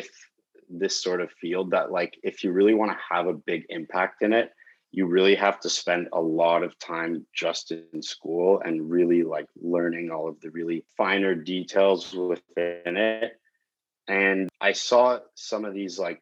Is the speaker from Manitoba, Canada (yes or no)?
no; Calgary, Alberta, Canada; also born or lived in Belgium / Europe / Toronto; Eventually, I ended up moving to Calgary, Alberta